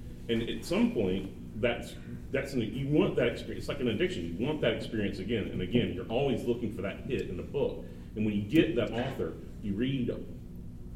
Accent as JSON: {"language": "English", "town": "Little Rock", "region": "Arkansas", "country": "United States", "said": "I'm from Little Rock, Arkansas, and I come from a culture that frowns upon boys reading"}